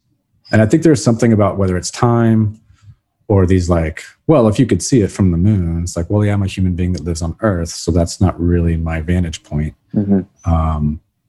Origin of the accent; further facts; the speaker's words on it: Brazil; And then of course, growing up in Brazil where we lived was just absolutely gorgeous.